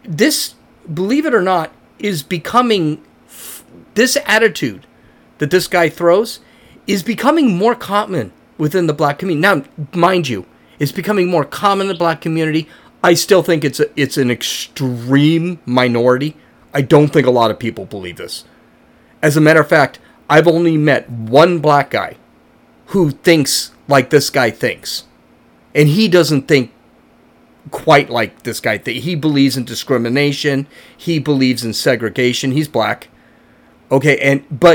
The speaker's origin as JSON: {"language": "English", "country": "United States", "said": "I consider myself an American with Irish and German heritage"}